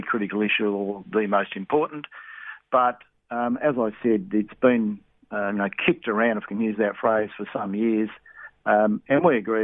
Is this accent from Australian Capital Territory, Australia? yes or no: no; Broken Hill, New South Wales, Australia; I come from New South Wales, Broken Hill